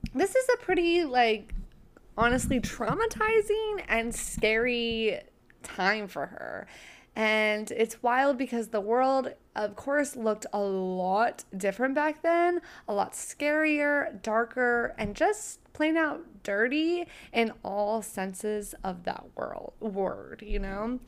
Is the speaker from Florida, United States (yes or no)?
no; Oregon, United States; I grew up in Oregon